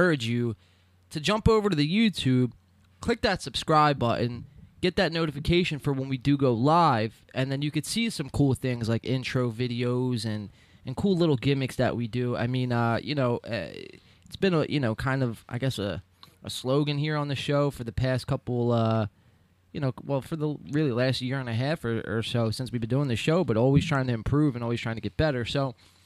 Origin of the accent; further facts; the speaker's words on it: Philly area, New Jersey, United States; we're from the South Jersey, Philly area